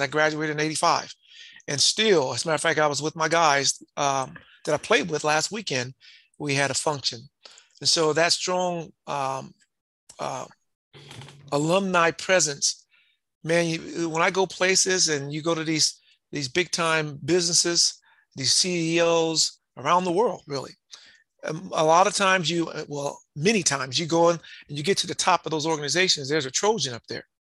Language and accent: English; Compton, California, United States; was raised in Compton, California.